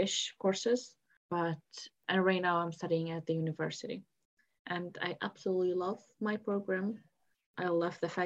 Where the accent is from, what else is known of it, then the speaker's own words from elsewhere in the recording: Lebanon; also born or lived in Syria; now in United Kingdom; it was in my hometown. It was in Lebanon